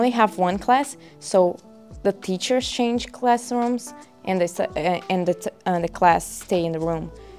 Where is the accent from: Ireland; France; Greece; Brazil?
Brazil; first language Portuguese; English is a second language; moved away as an adult; now in United States; It's easier to study there, definitely. One, because it's my first language, it's Portuguese